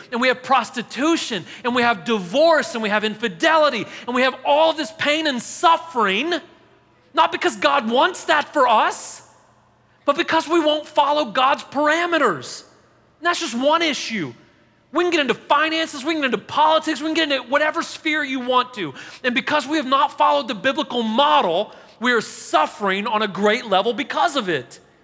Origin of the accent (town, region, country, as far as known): Nashville, Tennessee, United States